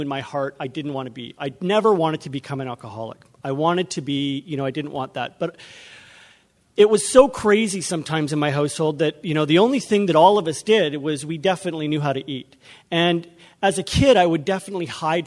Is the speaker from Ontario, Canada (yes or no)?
no; Vancouver, British Columbia, Canada; I'm from Vancouver. We drove up here